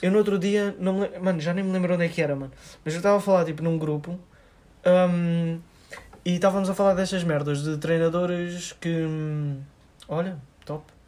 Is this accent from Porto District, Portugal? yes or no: no; Ericeira, Lisbon, Portugal; a gente é de Iriceira